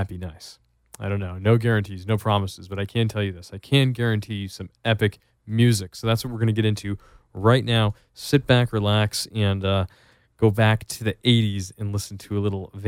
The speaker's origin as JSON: {"language": "English", "region": "East Coast", "country": "United States", "moved": "yes", "said": "I'm from the East Coast originally, and moving out here"}